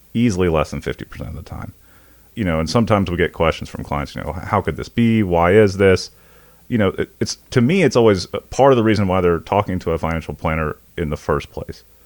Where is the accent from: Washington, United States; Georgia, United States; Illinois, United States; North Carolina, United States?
North Carolina, United States; Indian Trail; we grew up outside of Monroe, North Carolina, a little town called Indian Trail, uh, North Carolina, um, suburb of Charlotte, Union County.